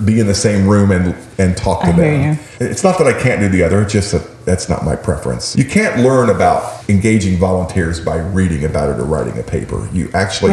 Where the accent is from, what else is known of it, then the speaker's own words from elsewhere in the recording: Jasper County, Indiana, United States; I was born and raised in Jasper County